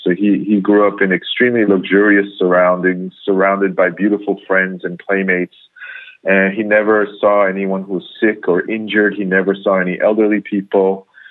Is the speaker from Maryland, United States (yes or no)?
no; New York, United States; first language English; moved away as an adult; now in Korea; born and raised in in uh, New York